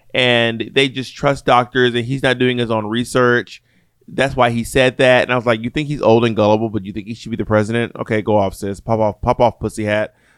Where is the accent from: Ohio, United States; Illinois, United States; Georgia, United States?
Georgia, United States; moved away; I grew up in Georgia